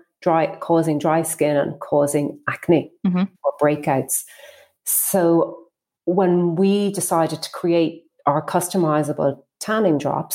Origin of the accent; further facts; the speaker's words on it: Ireland; we're an Irish brand, and in Ireland, we are famous for self-tanning products